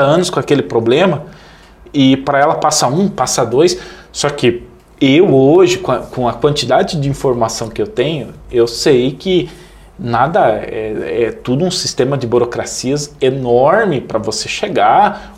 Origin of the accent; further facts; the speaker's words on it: Missal, Paraná, Brazil; moved away as an adult; eu sou de Missal